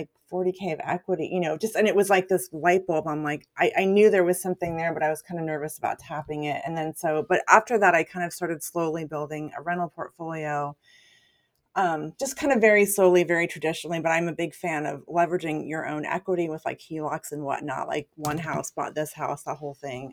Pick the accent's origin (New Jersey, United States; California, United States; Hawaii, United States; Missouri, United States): California, United States; moved away as an adult; also born or lived in Portland; I grew up in California